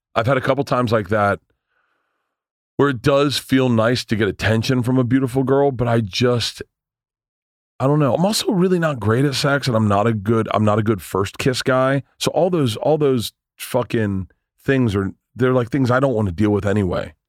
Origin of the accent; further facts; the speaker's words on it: Tampa, Florida, United States; moved away; I grew up in Tampa, so I like I know everyone in Tampa.